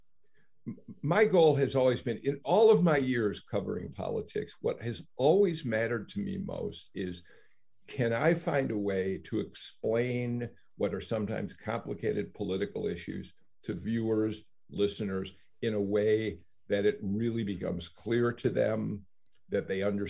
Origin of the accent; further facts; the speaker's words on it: Skokie, Illinois, United States; now in Georgia, United States; I grew up in Chicago. I grew up in a northern suburb of Chicago called Skokie